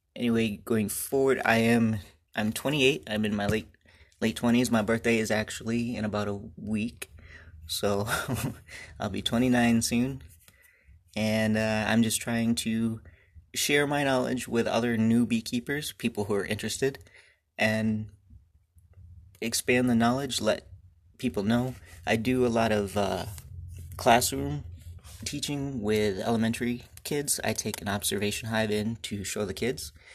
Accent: Michigan, United States; I was born and raised here in Michigan on a family farm

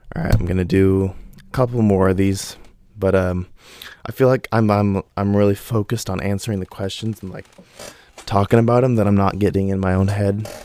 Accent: Oregon, United States; I live in Oregon, and I've yet to visit a single place in the world that has better water than my hometown

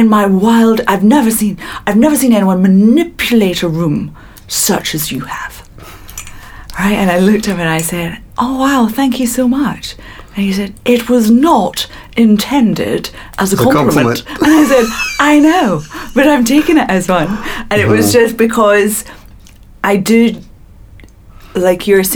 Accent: Glasgow, Scotland, United Kingdom; I'm coming from Glasgow

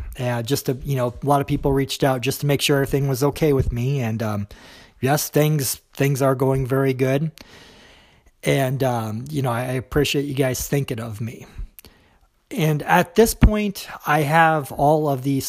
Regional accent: United States; accent: American; I am an American

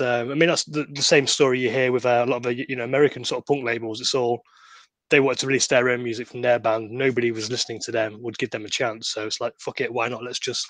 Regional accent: Manchester, North West England, United Kingdom; growing up in Manchester

